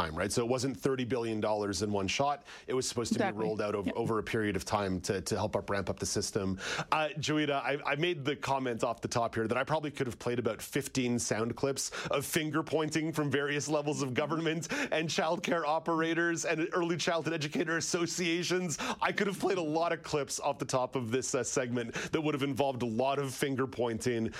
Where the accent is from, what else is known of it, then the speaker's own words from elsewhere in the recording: Quebec, Canada; growing up in Quebec